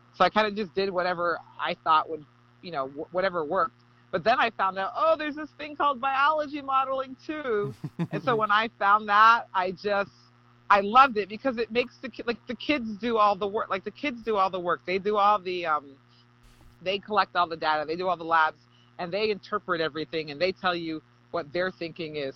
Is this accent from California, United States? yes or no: yes; Berkeley, California, United States; moved away; I'm from California, liberal Cal- Berkeley, Cal- Berkeley, California